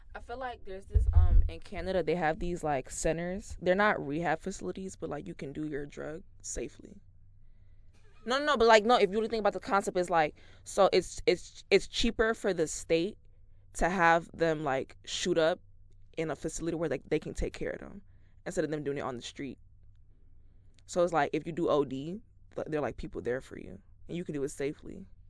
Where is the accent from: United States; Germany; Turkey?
United States; New York City, New York; I was born very much in the Bronx